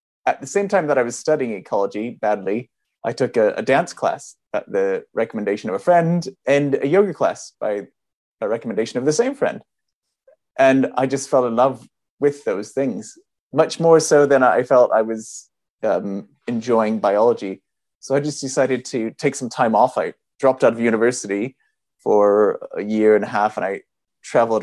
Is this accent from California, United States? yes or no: yes; California, United States; moved away as an adult; now in London, United Kingdom; I'm actually originally from California